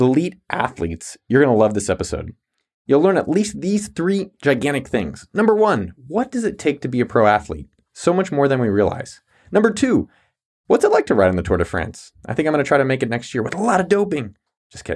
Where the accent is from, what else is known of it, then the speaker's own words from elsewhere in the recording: San Jose, California, United States; I grew up in San Jose, California